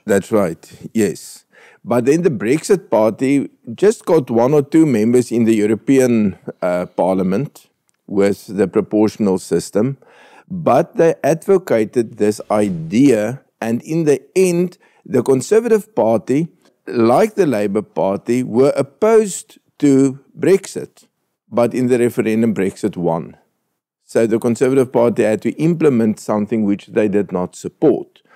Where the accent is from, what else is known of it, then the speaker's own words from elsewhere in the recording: Northern Transvaal, Limpopo, South Africa; moved away; I'm from Northern Transvaal rugby days. I disliked the Western Cape when I was a schoolboy